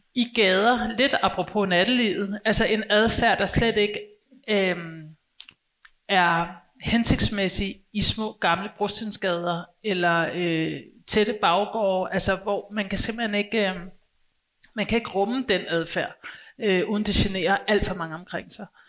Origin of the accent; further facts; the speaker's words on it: Copenhagen, Capital Region of Denmark, Denmark; som københavner